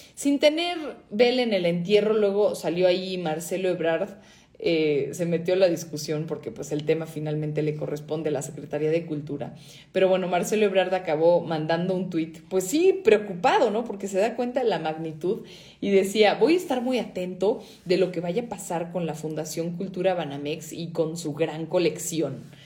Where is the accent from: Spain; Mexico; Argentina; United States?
Mexico